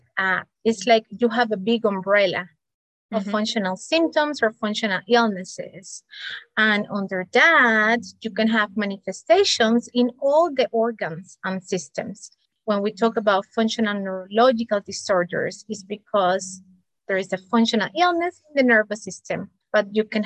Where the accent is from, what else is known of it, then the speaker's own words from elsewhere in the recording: Cuba; moved away as an adult; also born or lived in Spain / United States; I'm an immigrant, multicultural, and because of that, I was born in Cuba, studied medicine in Spain, then moved to the United States for my specialty training.